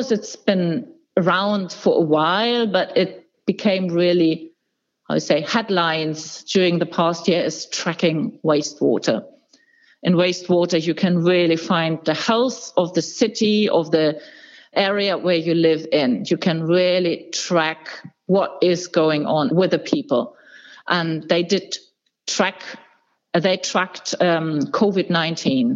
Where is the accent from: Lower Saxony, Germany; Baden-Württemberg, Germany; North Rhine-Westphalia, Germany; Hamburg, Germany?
Hamburg, Germany; my hometown, Hamburg